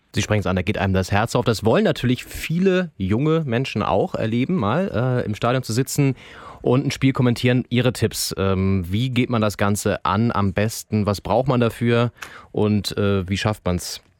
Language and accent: German; Northern Germany, Germany; ich bin im Norden groß geworden